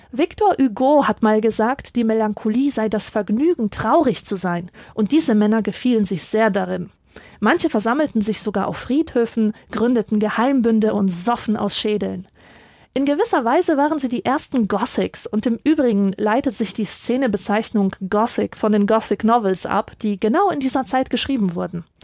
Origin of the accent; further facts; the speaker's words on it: Silesian Voivodeship, Poland; born there; Ich bin in Oberschlesien geboren, einer ehemaligen Hochburg der Kohleindustrie, und ich kenne den Anblick zu gut, dass Wohnhäuser von Ruß geschwärzt sind